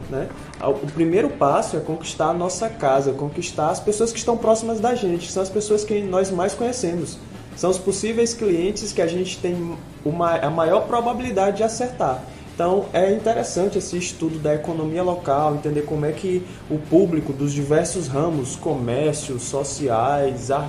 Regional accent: Maranhão, Brazil; Mas eu que sou do Maranhão e logo que cheguei aqui percebi a garra do povo piauiense

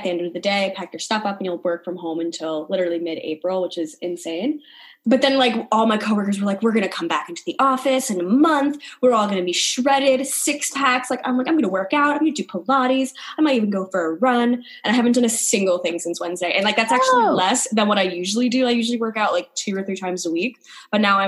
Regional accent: New York, United States; I'm from New York

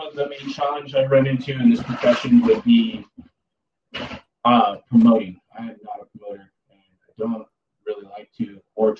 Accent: Santa Ana, California, United States; born or raised there

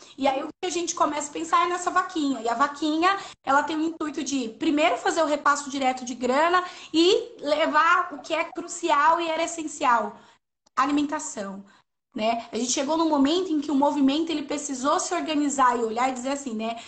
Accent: São Paulo, Brazil; na minha quebrada, né? No Parque São Rafael, aqui no território da Zona Leste

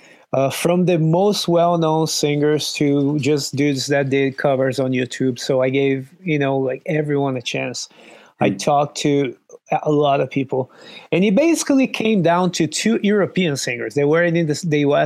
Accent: Brazil; moved away; I'm from Brazil.

